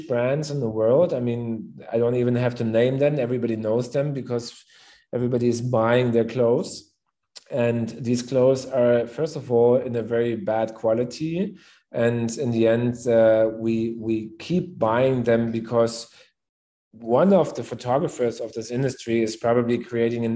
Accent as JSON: {"language": "English", "region": "Berlin", "country": "Germany", "tie": "born or raised there", "also_born_or_lived": "Cape Town", "said": "I'm born and raised in Berlin"}